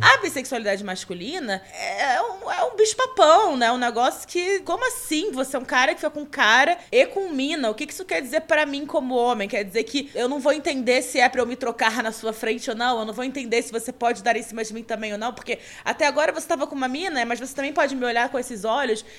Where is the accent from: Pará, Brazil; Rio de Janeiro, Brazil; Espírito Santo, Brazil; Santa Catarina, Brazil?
Rio de Janeiro, Brazil; moved away as an adult; now in São Paulo, Brazil; eu sou carioca, sou humorista, moro em São Paulo há mais ou menos, vai fazer quatro anos esse ano